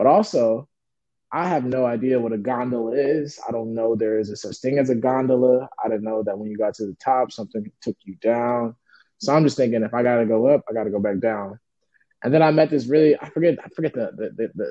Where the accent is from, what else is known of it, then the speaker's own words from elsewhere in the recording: Chicago, Illinois, United States; now in Vancouver, Canada; I'm from Chicago